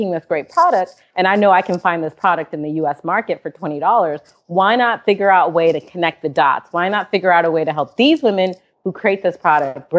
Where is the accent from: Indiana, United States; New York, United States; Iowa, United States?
New York, United States; Syracuse; also born or lived in Mali; now in Washington, D.C., United States; I grew up in upstate New York